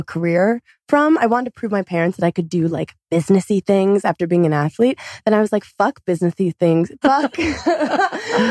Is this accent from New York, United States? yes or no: yes; New York City, New York, United States; I'm from Brooklyn, New York